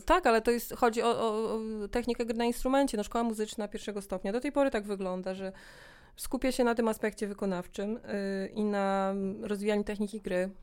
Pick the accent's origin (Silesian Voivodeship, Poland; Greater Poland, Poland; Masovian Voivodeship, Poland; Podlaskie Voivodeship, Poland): Podlaskie Voivodeship, Poland; Białystok; moved away as an adult; also born or lived in Augustów / Poznań; now in Warsaw, Poland; Urodziłam się w Augustowie, ale wychowałam się w Białymstoku przez pierwsze 19 lat mojego życia.